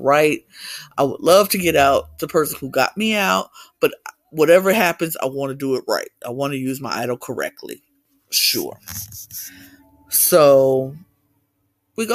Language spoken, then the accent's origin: English; United States; In America, I'm American